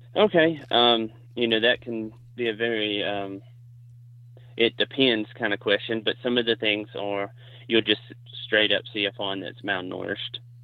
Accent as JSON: {"language": "English", "region": "Alabama", "country": "United States", "also_born_or_lived": "South Carolina", "said": "I'm from Alabama. I currently live on the Warrior River."}